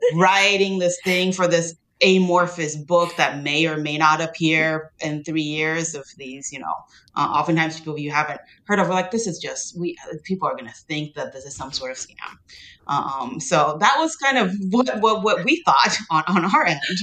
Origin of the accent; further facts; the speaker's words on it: Taiwan; also born or lived in United States; now in Tennessee, United States; I grew up in Taiwan